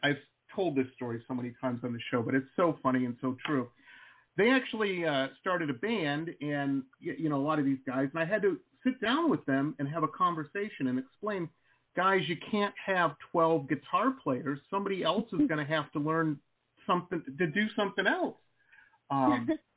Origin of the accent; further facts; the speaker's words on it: Detroit, Michigan, United States; I grew up in Metro Detroit, and this is back in the 80s